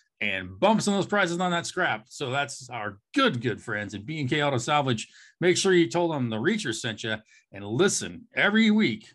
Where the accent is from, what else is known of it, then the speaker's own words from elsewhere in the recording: Eastern Oregon, United States; moved away; We are four friends from Eastern Oregon